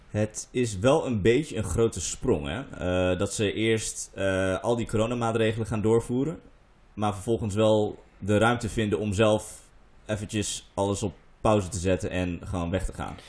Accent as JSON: {"language": "Dutch", "region": "Groningen", "country": "Netherlands", "moved": "yes", "said": "in Groningen, waar ik vandaan kom"}